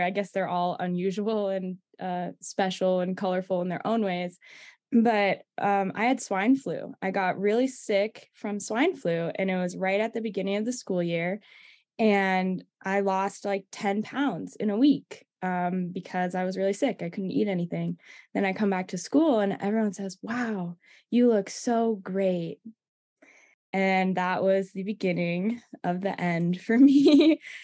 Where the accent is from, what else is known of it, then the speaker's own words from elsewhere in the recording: East Coast, United States; I'm from the East Coast as you are, so that's home for me